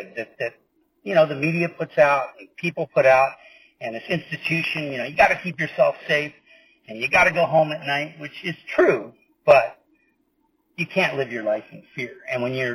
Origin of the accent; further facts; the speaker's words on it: California, United States; we're from California.